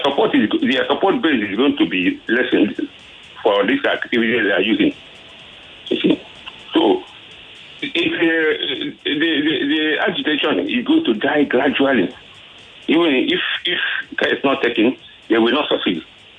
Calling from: Apapa, Lagos, Nigeria; I'm calling from Apapa.

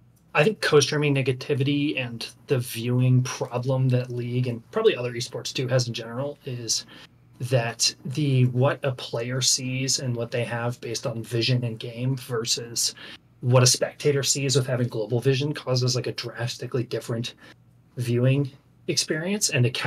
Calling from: Wilmington, Delaware, United States

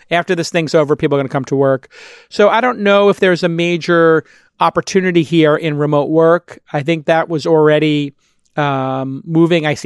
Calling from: San Francisco, California, United States; I'm calling from San Francisco.

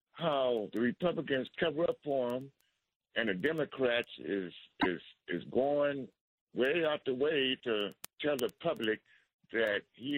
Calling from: Detroit, Michigan, United States; I'm calling from Detroit.

